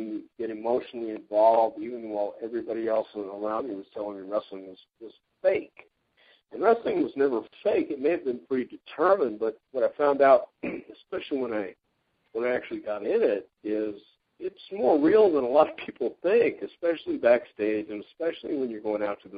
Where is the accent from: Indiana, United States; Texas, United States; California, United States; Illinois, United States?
Texas, United States; West; growing up in West Texas